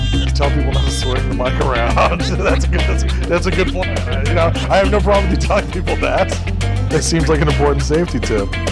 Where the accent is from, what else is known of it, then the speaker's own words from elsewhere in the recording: New York, United States; I'm a New Yorker. I'm a quarter Irish, quarter Dominican